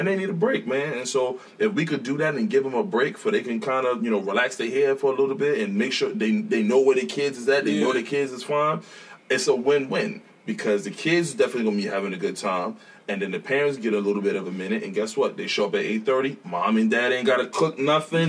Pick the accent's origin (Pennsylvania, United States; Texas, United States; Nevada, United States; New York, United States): New York, United States; New York City; moved away; I'm from Brooklyn